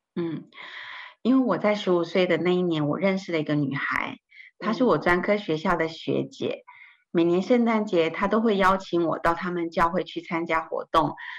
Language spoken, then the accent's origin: Chinese; northern Taiwan, Taiwan; 我出生在台湾的北部，我爸爸是一位国中老师，我有两个哥哥和一个妹妹